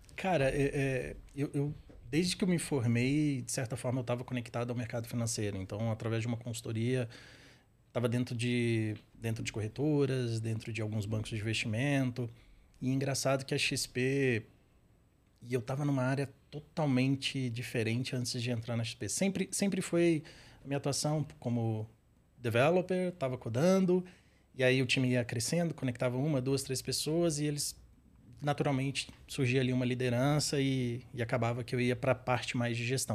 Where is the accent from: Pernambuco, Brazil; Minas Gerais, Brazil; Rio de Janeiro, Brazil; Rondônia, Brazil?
Minas Gerais, Brazil; Patos de Minas; accent: mineiro; moved away as an adult; now in São Paulo, Brazil; eu sou mineiro, nasci num, numa cidade bem interior de Minas, chama Patos de Minas. Então o sotaque aqui às vezes vai, uhum. vai entregar.